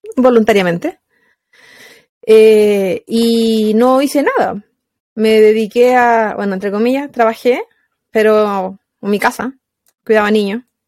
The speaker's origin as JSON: {"language": "Spanish", "region": "Valparaíso", "country": "Chile", "also_born_or_lived": "Placilla", "moved": "as an adult", "lives_now": "United States", "said": "Yo soy de Valparaíso, Valparaíso, Chile"}